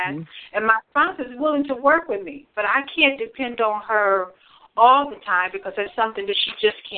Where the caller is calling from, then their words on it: Michigan, United States; I'm calling from Michigan.